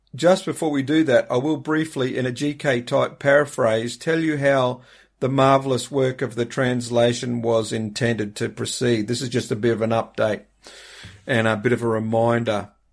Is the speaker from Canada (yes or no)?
no; Australia; being an Aussie